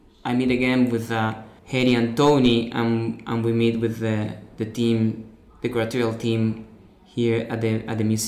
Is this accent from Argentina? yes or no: yes; Rosario, Santa Fe, Argentina; I'm an artist from Argentina, from a city called Rosario.